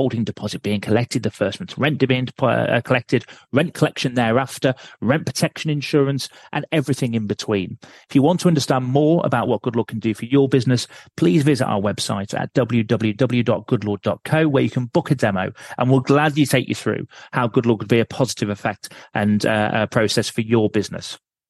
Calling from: Lincolnshire, East Midlands, United Kingdom; I'm calling in from Lincolnshire, which has just got electricity.

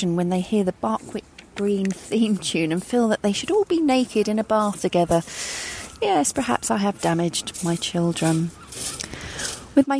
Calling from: Brighton, South East England, United Kingdom; I'm calling from Brighton Beach

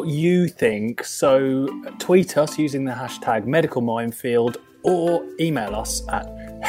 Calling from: Germany; I'm also should say that I'm beaming live from Germany.

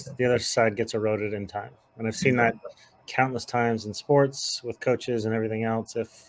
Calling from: New Hampshire, United States; so I'm calling in from the White Mountains of New Hampshire into the draft

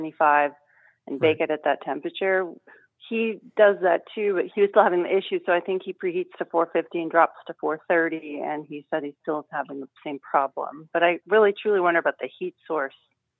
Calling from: Sherwood, Oregon, United States; Sherwood, Oregon.

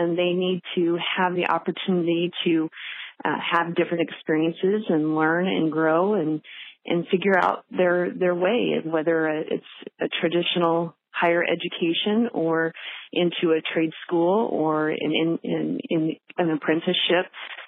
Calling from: Arlington, Nebraska, United States; I'm calling from Arlington, Nebraska.

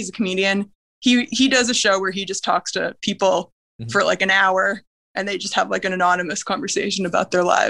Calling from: Toronto, Ontario, Canada; I'm calling from Toronto.

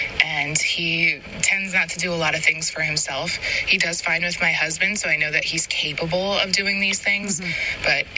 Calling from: New Jersey, United States; I'm from New Jersey

